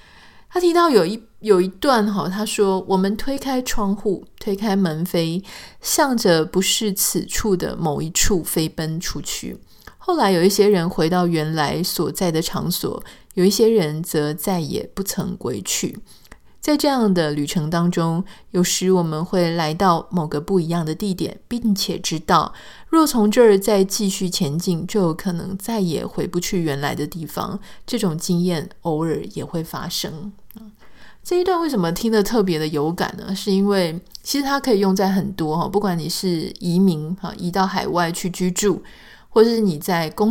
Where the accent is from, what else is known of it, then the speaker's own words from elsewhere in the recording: Taiwan; now in California, United States; 那我自己特别是这样嘛，我们从这个台湾搬到了加州。